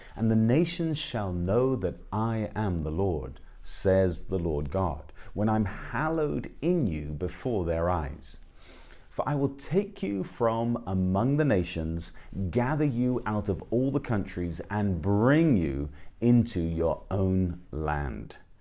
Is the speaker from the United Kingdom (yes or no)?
yes; England, United Kingdom; I'm an Englishman